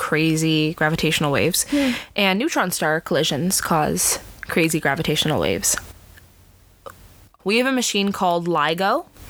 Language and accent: English; Canada; we're from Canada, but we're from Canada.